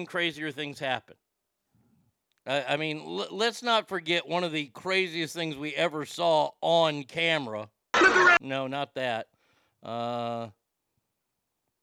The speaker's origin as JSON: {"language": "English", "country": "United States", "said": "I'm an American"}